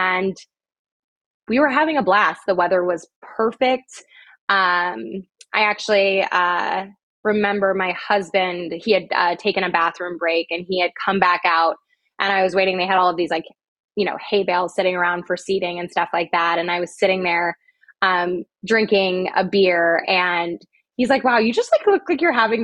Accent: Midwest, United States; I'm from the Midwest.

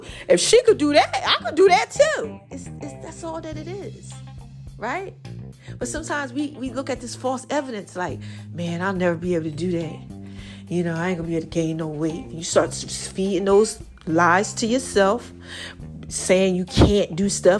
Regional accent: New Jersey, United States; I'm from New Jersey.

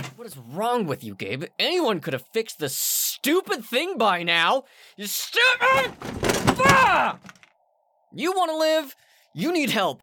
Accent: Utah, United States; also born or lived in California; Utah's where I've lived for most of my life

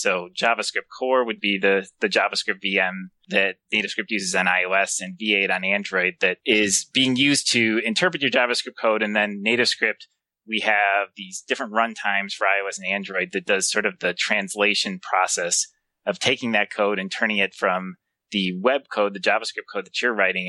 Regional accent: Lansing, Michigan, United States; I'm from Lansing, Michigan, where the sun does not always shine.

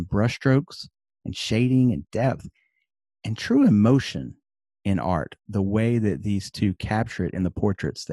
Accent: the South, United States; I'm from the South in the United States.

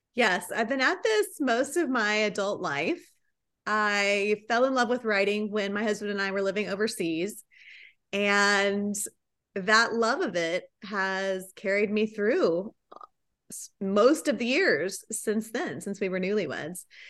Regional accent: Riverside, California, United States; moved away as an adult; now in Dallas, United States; I'm originally from Southern California. I grew up in the sunny town of Riverside

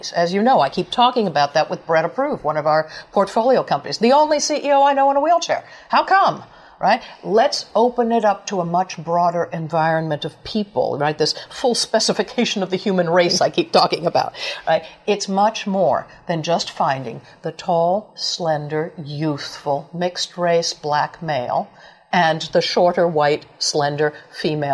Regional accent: New York, United States; I grew up poor in New York

